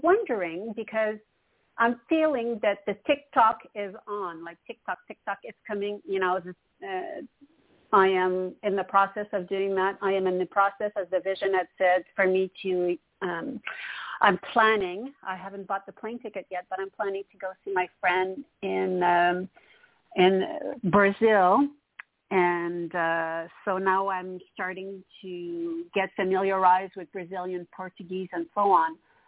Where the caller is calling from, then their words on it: Montreal, Quebec, Canada; from Montreal, Canada.